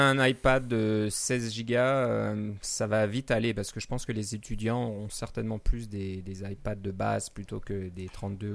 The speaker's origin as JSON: {"language": "French", "country": "Canada", "said": "chez nous au Canada"}